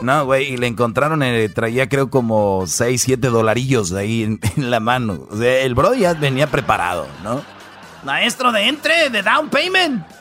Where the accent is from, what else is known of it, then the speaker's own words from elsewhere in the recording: Jiquilpan, Michoacán, Mexico; en Jiquilpan, Michoacán, fíjate ahí donde yo nací